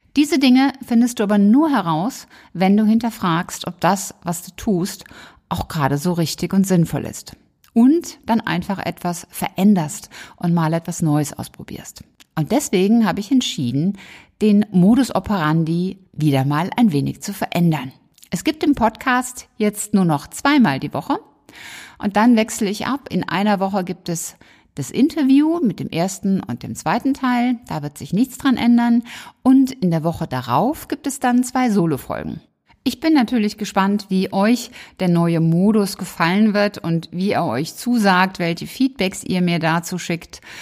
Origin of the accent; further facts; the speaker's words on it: Germany; bei uns in Deutschland